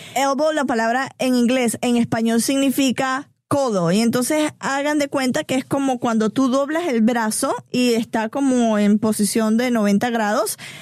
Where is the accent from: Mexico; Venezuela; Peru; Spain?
Venezuela; now in Atlanta, United States; crecí en Venezuela, nací crecí en Venezuela